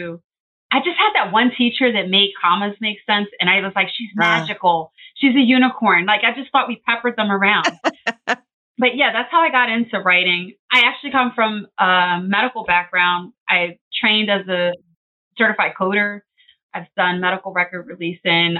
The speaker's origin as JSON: {"language": "English", "town": "Philadelphia", "region": "Pennsylvania", "country": "United States", "tie": "born or raised there", "said": "I'm a Philadelphia girl, Philly girl for short. I have been born and raised in Philly my whole life."}